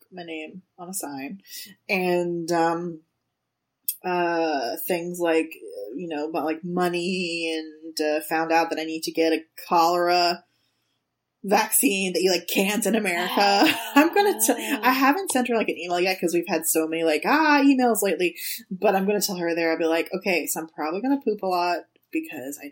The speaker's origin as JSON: {"language": "English", "country": "United States", "said": "I'm the American asshole"}